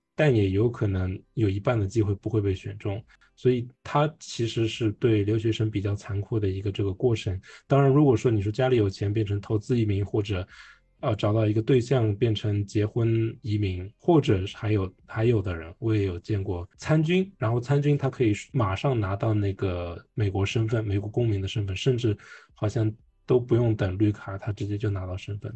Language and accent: Chinese; Shanghai, China; first language Mandarin; also born or lived in Hong Kong; 虽然我是出生在香港，但我从小在上海长大